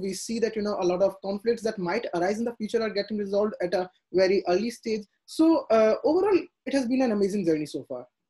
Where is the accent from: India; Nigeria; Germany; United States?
India; they were kind of very skeptic you know as all indian parents